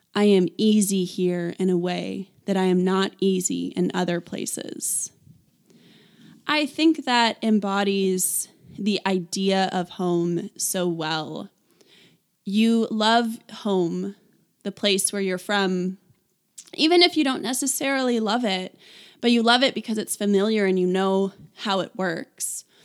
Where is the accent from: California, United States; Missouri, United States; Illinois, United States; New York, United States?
California, United States; Vacaville; moved away; I grew up in Vacaville, and I love California